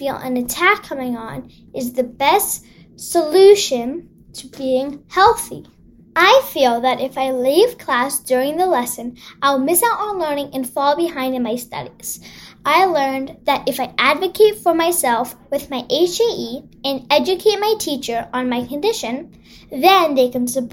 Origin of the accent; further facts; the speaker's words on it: Los Angeles, California, United States; I'm from Los Angeles, and I'm 10 years old.